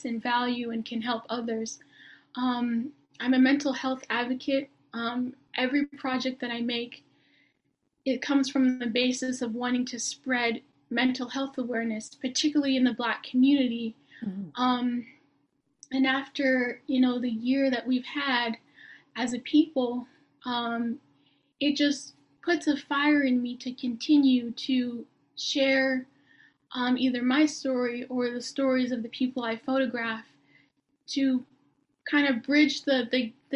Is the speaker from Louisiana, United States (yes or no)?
no; Baltimore, Maryland, United States; also born or lived in Atlanta, Georgia / Savannah, Georgia / Hong Kong; now in California, United States; I'm based in California, but I'm originally from Baltimore, Maryland